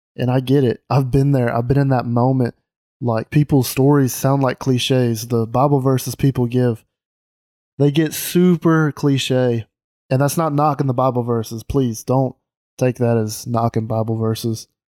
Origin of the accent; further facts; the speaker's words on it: Mississippi, United States; moved away as an adult; now in Alabama, United States; I grew up in Mississippi